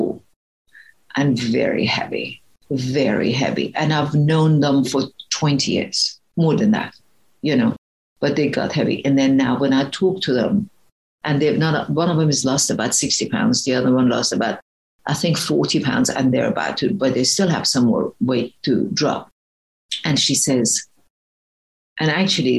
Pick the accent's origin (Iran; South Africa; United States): Iran; English is a second language; moved away; I was a very fat kid growing up, and I'm originally from Iran